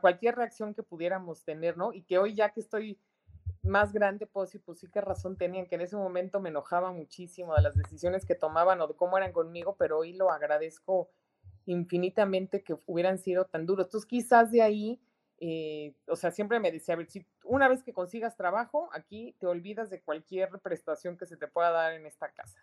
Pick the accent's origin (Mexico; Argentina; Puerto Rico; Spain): Mexico; es un gran reto el que tenemos como mexicanos, enorme